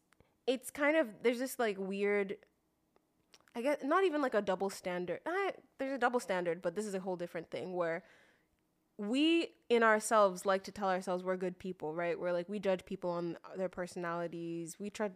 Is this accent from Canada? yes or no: no; Nigeria; We're from Nigeria.